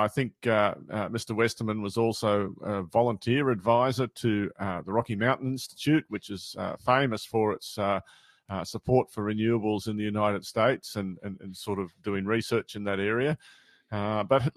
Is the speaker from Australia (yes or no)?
yes; near Uralla, New England, New South Wales, Australia; moved away; having just driven through Urala twice in the past 3 months and very close to my hometown